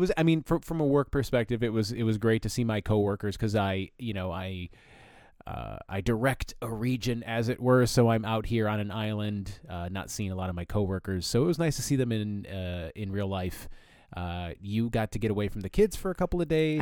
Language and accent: English; Flint, Michigan, United States; I grew up in Flint